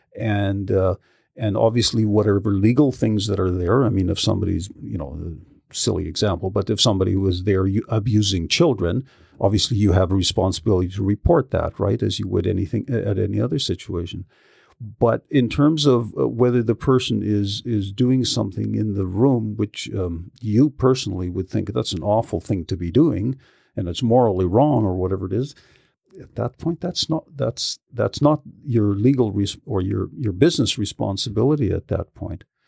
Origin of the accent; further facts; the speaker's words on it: Yarrow, British Columbia, Canada; I grew up in Yarrow. So, you know, rural kind of country kid